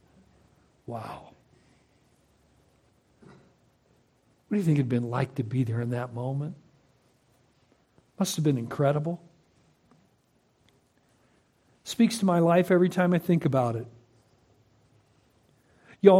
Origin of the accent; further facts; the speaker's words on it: Concord, California, United States; moved away as an adult; also born or lived in Nampa, Idaho; I grew up in Concord, California